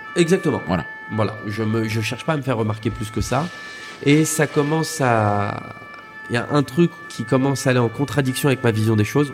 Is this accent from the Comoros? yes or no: no; Vincennes, Île-de-France, France; also born or lived in London; j'ai grandi, j'ai grandi entre Vincennes et Saint-Mandé dans le 94